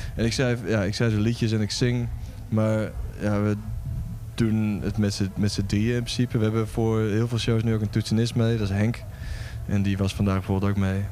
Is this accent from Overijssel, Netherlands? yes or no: yes; Lemelerveld, Overijssel, Netherlands; now in Vilsteren, Netherlands; Ik kom oorspronkelijk uit Lemelen, dat is zeg maar 10 eh, minuten die kant op.